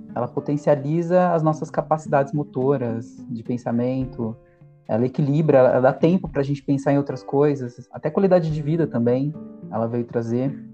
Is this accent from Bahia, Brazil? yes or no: no; Jundiaí, São Paulo, Brazil; Jundiaí, eu tive uma realidade um pouco humilde